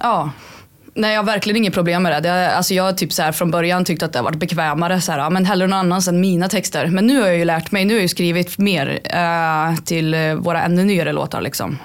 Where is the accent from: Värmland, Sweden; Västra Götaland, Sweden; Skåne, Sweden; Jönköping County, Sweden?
Värmland, Sweden; Karlstad; Jag är 28, är från Karlstad